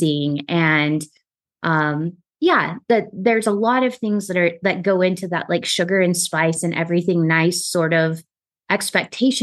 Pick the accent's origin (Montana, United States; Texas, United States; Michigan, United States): Texas, United States; growing up in Texas